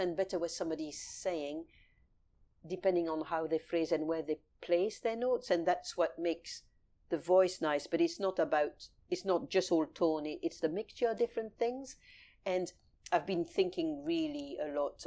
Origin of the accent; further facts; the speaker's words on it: Paris, Île-de-France, France; now in London, United Kingdom; I was raised in Paris